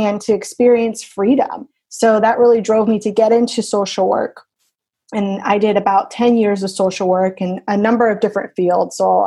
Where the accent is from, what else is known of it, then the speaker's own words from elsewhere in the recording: Florida, United States; Born and raised in Florida